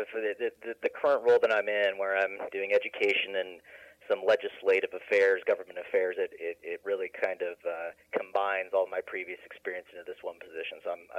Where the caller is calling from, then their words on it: Asheville, North Carolina, United States; Calling from Asheville, North Carolina.